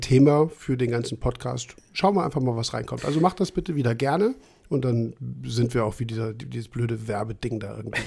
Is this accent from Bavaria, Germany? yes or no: no; Trier, Rhineland-Palatinate, Germany; aus meiner äh, Generation und Ecke, wo ich herkomme, habe ich ja schon ein paar Mal erwähnt, Trier